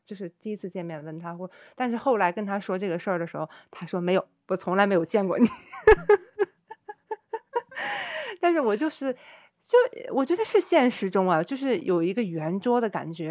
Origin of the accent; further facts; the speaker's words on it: China; moved away as an adult; 在中国长大